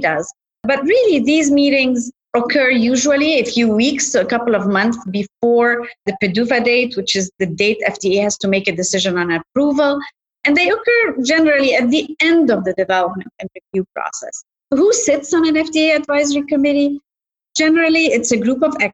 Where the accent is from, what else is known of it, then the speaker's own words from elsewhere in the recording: Egypt; moved away; I grew up in Egypt